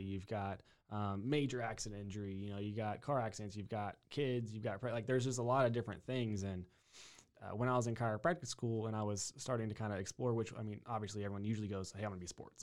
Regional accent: New Braunfels, Texas, United States; also born or lived in Upstate New York; born and raised in Texas, uh, in, in New Braunfels, Schlitterbahn town

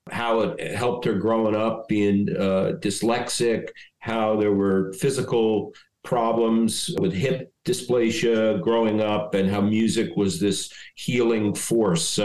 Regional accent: Stamford, Connecticut, United States; moved away; also born or lived in Dayton, Ohio; I grew up in Stamford, Connecticut.

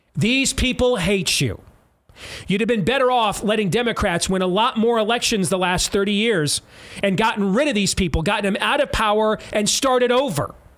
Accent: United States; I'm from a country called America

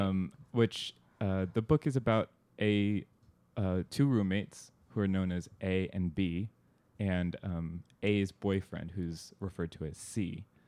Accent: Southern California, United States; suburb where I grew up in Southern California

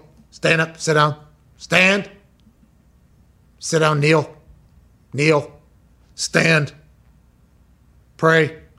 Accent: Pittsburgh, Pennsylvania, United States; moved away; also born or lived in West Virginia; Growing up in Pittsburgh

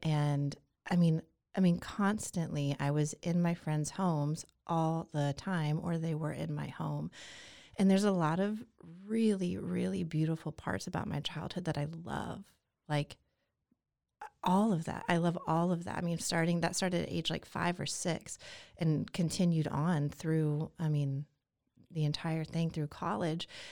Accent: Atlanta, Georgia, United States; now in Waco, United States; I was born and raised in Atlanta, Georgia

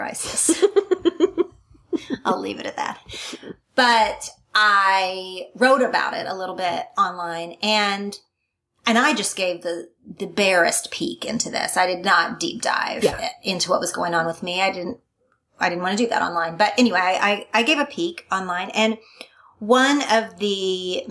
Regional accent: Oklahoma, United States; born or raised there; moved away; also born or lived in California

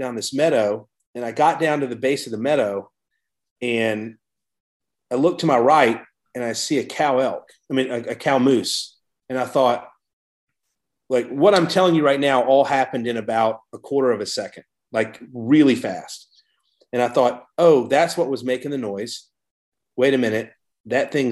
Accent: Savannah, Georgia, United States; moved away as an adult; also born or lived in New York City / Mill Creek, Washington; I grew up in Savannah, Georgia

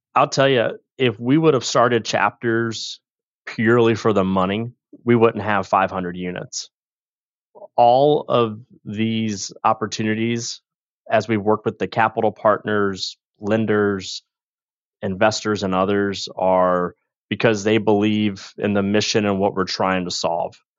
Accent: St. Louis, Missouri, United States; also born or lived in Liberty, Missouri; born and raised in St. Louis

